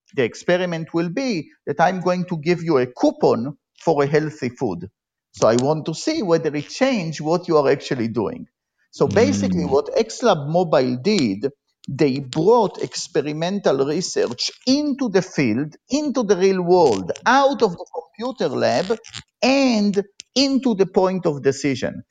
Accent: Israel; moved away as an adult; also born or lived in Tel Aviv; now in Berkeley, United States; I grew up in Israel and I was, uh, like all Israelis, I was in the military

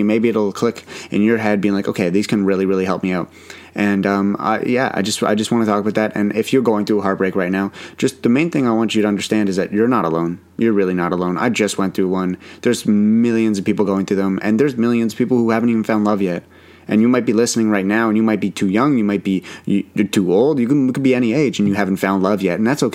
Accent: Ottawa, Ontario, Canada; the Ottawa one was always close to my heart because it's my hometown.

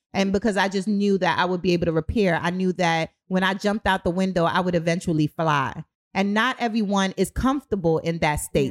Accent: New York City, New York, United States; moved away as an adult; also born or lived in Kingston, Jamaica; now in Baltimore, United States; I'm from Brooklyn. I'm from the streets

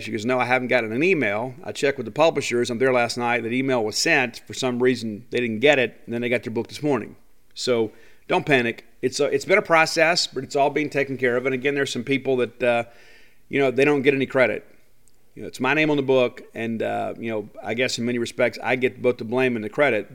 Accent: Columbia, Mississippi, United States; my hometown of Columbia, Mississippi. It's where I was raised

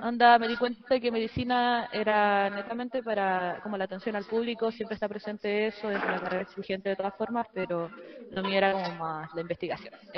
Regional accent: Arica, Arica y Parinacota, Chile; la única de Arica

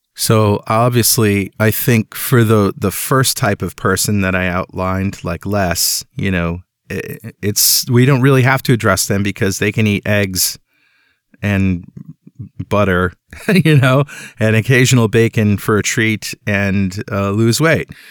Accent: Mystic, Connecticut, United States; That's my hometown

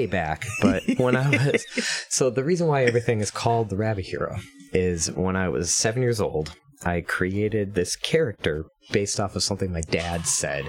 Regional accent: Sheboygan, Wisconsin, United States; a college near my hometown of Sheboygan, Wisconsin

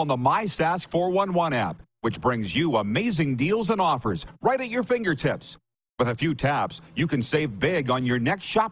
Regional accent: Toronto, Ontario, Canada; also born or lived in Boca Raton, Florida

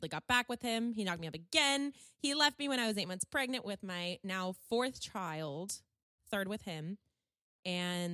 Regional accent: California, United States; born and raised in California

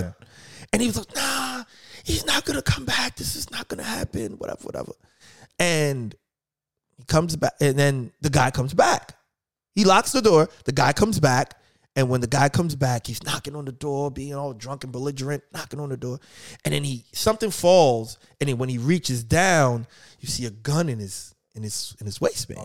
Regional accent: New York, United States; now in Philadelphia, United States; I'm originally from New York. I live in Philly now, um, hence seven P M in Philly. Um, but I, I grew up in New York

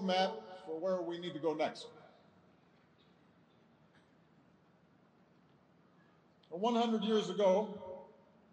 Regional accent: Hawaii, United States; I was born in Hawaii.

